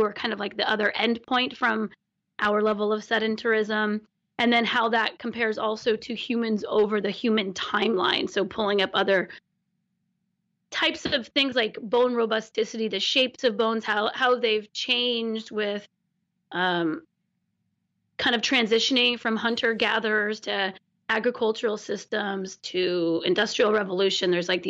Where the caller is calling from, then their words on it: Olympic Peninsula, Washington, United States; I'm calling from the Olympic Peninsula on the west coast of Washington, in Washington, the west coast of the United States